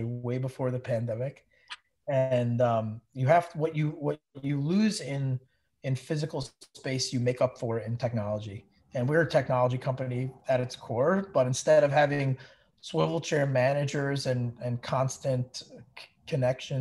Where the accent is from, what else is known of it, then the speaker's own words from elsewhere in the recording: New York area, United States; also born or lived in Eastern Pennsylvania; I grew up in the New York area. I actually had been from there my whole life up until I was 18